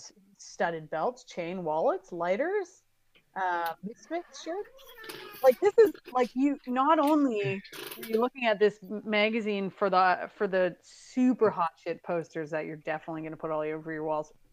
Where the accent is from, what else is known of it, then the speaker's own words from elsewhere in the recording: Saskatoon, Saskatchewan, Canada; growing up in Saskatoon